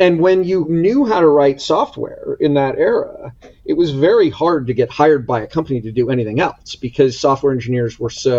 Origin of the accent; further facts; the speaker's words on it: Palo Alto, California, United States; moved away; Palo Alto. Yep. Fifth And generation Palo Alton.